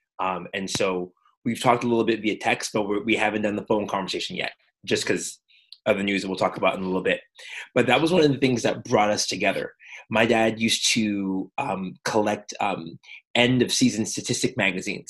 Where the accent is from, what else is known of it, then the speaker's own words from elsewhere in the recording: Montreal, Quebec, Canada; growing up in Montreal, both of us were Quebecers